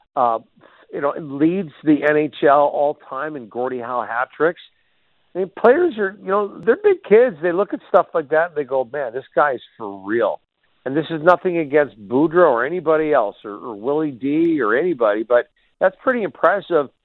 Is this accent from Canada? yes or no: yes; Burnaby, British Columbia, Canada; also born or lived in Red Deer; I'm from Burnaby, but I worked in Red Deer uh, for three years.